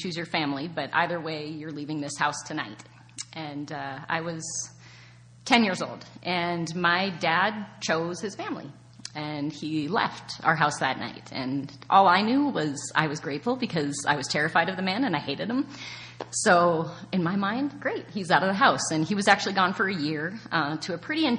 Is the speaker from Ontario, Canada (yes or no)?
yes; small town on the border of Michigan, Ontario, Canada; born and raised in Canada in a very small town on the border of Michigan